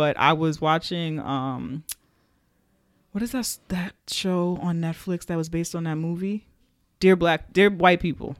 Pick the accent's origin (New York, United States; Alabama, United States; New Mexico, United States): New York, United States; Bronx; We're from the Bronx